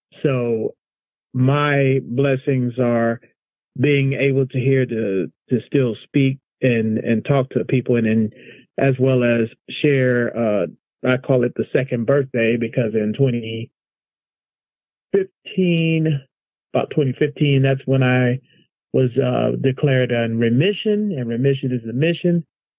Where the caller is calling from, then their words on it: Alexandria, Virginia, United States; Tonight calling from Alexandria, Virginia.